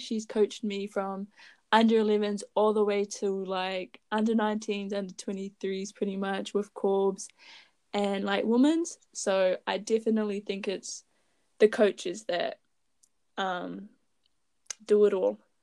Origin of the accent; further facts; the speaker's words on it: Raglan, Waikato, New Zealand; I am from Raglan. It is a small town near Hamilton.